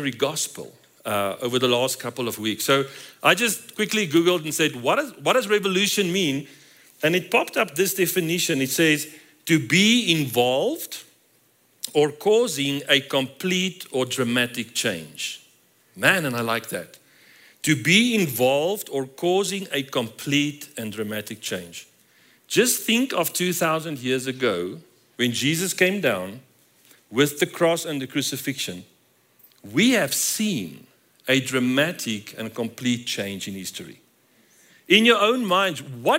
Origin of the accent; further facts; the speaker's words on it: South Africa; moved away as an adult; now in Colorado Springs, United States; we're from South Africa